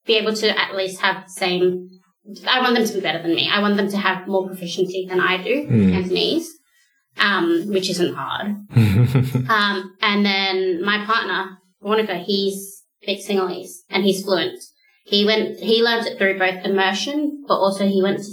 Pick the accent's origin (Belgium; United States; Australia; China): Australia; first language English; we grew up in Australia with English schooling, our Chinese isn't as good as our parents